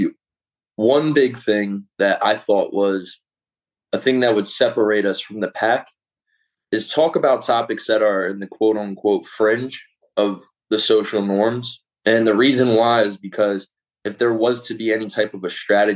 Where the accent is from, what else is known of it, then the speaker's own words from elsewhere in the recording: Philadelphia, Pennsylvania, United States; I'm from Philadelphia, Pennsylvania